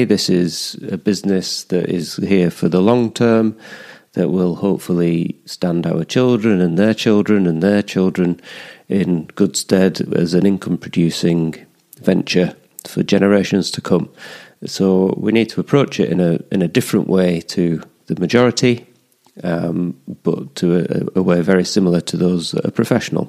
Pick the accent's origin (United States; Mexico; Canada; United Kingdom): United Kingdom; the Pennines, England; moved away as an adult; also born or lived in London / Scotland; now in Teesside, United Kingdom; I grew up in the Pennines.